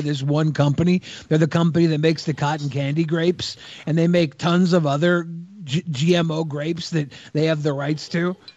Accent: Washington, United States; I'm from the Northwest, so that's just like... You become a baby, you suck a titty, you take your first step, and then you bake and sell apple cobbler. That's how you grow as a child in Washington State

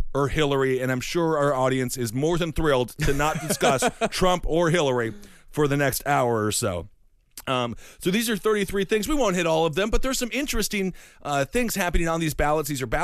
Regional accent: Midwest, United States; moved away; I was from the Midwest and we thought ACTs were superior to SATs.

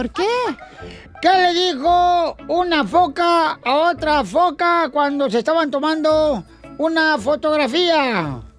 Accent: Michoacán, Mexico; Así somos los michoacanos

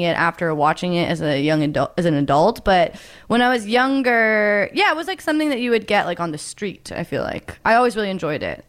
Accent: Oregon, United States; growing up in Oregon

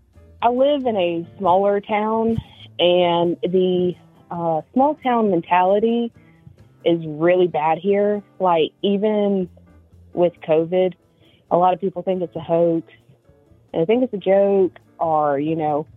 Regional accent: the South, United States; I'm from the South, so I mean, it's kind of country, but it's not.

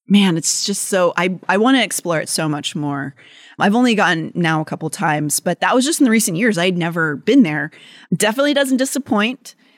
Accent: Pittsburgh, Pennsylvania, United States; my connection to growing up in Pennsylvania and Pittsburgh

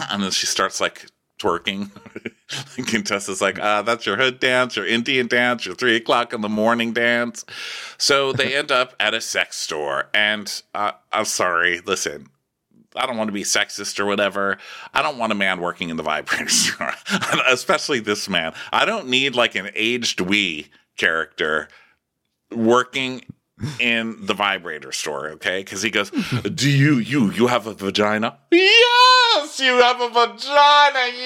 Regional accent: Ghana; Africans do not play when it comes to career. I'm from Ghana.

